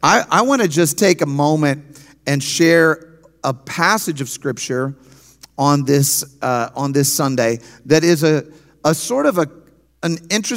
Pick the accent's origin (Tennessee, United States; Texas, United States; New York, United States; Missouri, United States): Missouri, United States; St. Louis; I'm from St. Louis. We pastor a church, as Pastors Lynn and Renee said, in St. Louis.